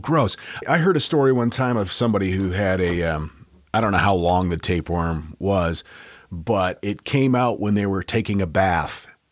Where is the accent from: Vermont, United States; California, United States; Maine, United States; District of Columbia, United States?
Maine, United States; As we say in Maine, down east